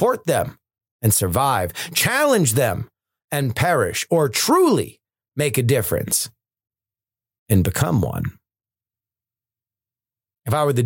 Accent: South Florida, United States; When I was a kid growing up in South Florida

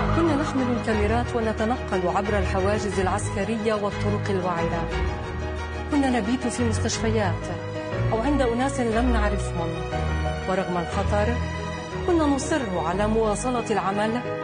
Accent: Jerusalem, Palestine; انا بنت القدس

